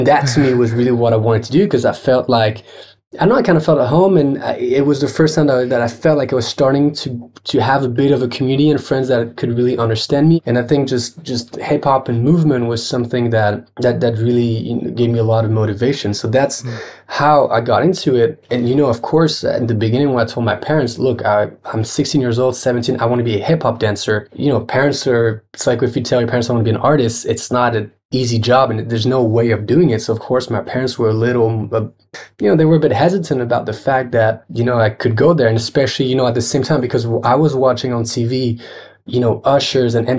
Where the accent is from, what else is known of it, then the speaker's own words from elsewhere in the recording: Geneva, Switzerland; now in Paris, France; I grew up in Geneva